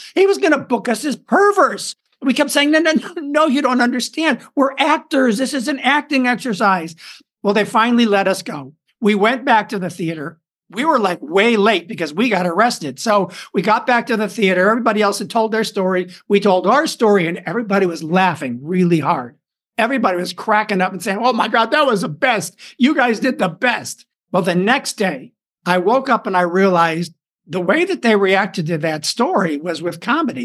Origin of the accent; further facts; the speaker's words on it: Chicago, Illinois, United States; moved away as an adult; also born or lived in Hollywood; started studying acting in Chicago, my hometown